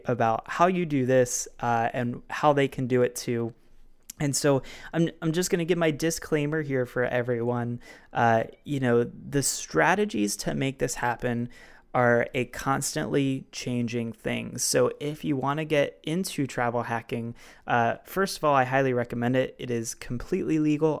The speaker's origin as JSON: {"language": "English", "town": "Baltimore", "region": "Maryland", "country": "United States", "tie": "born or raised there", "said": "my hometown of Baltimore"}